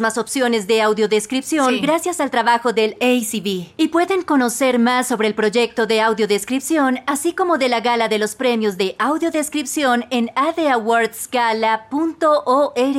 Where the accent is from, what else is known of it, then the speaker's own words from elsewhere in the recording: Woodland, California, United States; Crecer en el norte de California